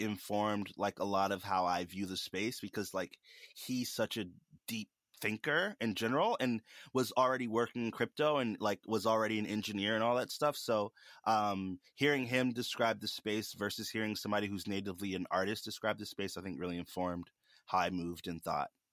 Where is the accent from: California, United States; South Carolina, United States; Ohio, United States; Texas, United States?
South Carolina, United States; Charleston; I'm from Charleston, South Carolina.